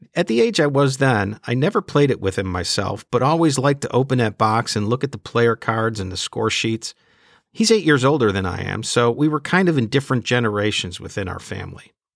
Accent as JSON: {"language": "English", "town": "Chicago", "region": "Illinois", "country": "United States", "tie": "born or raised there", "said": "my hometown White Sox"}